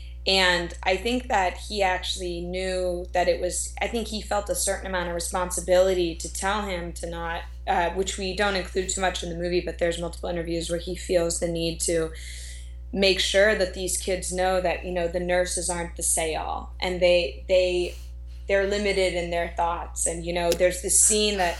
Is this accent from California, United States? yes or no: no; Fort Lauderdale, Florida, United States; now in Los Angeles, United States; I was born and raised in Fort Lauderdale, Florida